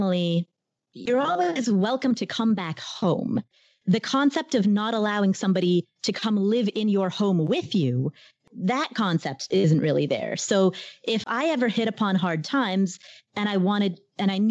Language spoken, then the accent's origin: English; Kathmandu, Bagmati, Nepal; moved away; I was born in Kathmandu, Nepal. And so my parents and I are Nepalese